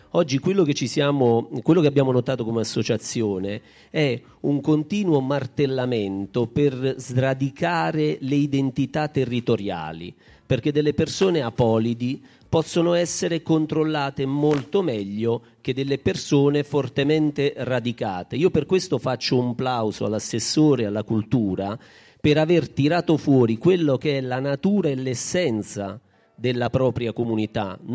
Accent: Baragiano, Basilicata, Italy; io questa sera dico a tutti, io sono di Baragiano, mi, mi conosceranno e ho un'identità baragianese.

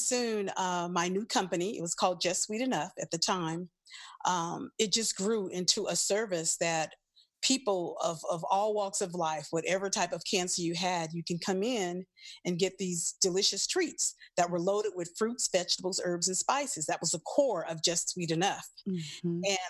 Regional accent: New Orleans, Louisiana, United States; moved away; also born or lived in Los Angeles; I'm originally from New Orleans, Louisiana

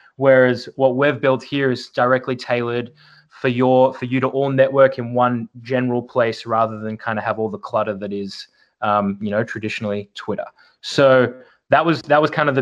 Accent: Melbourne, Victoria, Australia; moved away as an adult; Born and raised in Melbourne, Australia

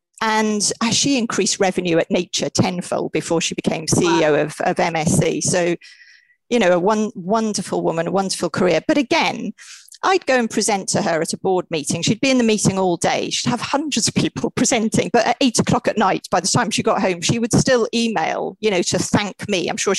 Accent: Wales, United Kingdom; and brought up in Wales. Did I tell you that?

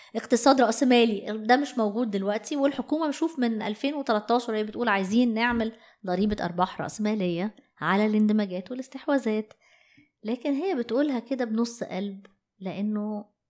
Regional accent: Egypt; احنا عندنا في مصر

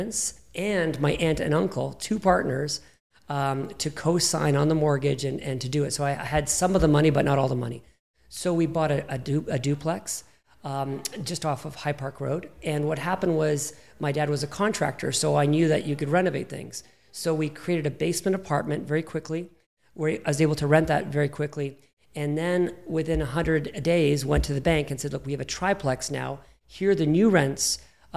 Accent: Toronto, Ontario, Canada; I'm from Toronto. My first property I bought, I was 14 years old here in Toronto

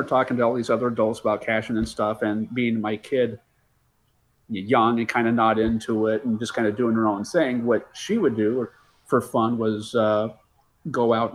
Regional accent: Lewiston, Idaho, United States; I'm from Lewiston

